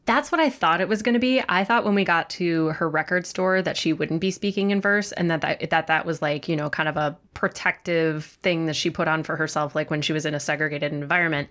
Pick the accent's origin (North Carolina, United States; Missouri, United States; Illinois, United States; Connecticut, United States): Illinois, United States; Chicago; moved away; as a Chicagoan